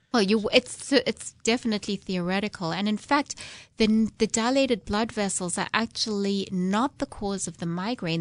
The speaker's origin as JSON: {"language": "English", "country": "South Africa", "moved": "yes", "lives_now": "United States", "said": "I'm originally from South Africa, if you didn't guess from my accent"}